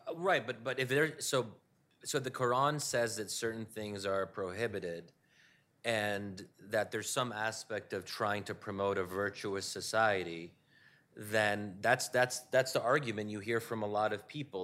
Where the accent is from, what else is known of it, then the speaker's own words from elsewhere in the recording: Pennsylvania, United States; my community was in Pennsylvania